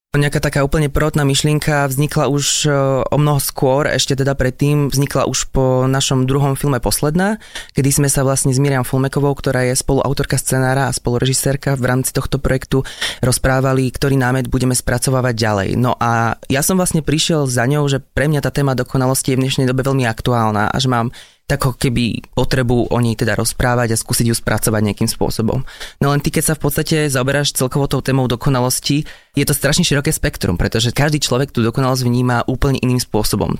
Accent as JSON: {"language": "Slovak", "town": "Kežmarok", "region": "Prešov Region", "country": "Slovakia", "tie": "born or raised there", "said": "Taktiež som hral v ochotníckom divadle u nás v Kešmarku"}